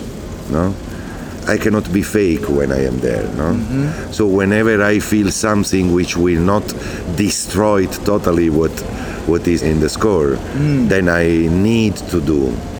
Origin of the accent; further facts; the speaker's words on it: Naples, Campania, Italy; English is a second language; I come from Napoli, south of Italy